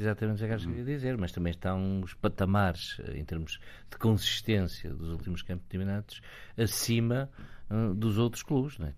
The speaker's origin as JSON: {"language": "Portuguese", "country": "Portugal", "said": "eu, enquanto português"}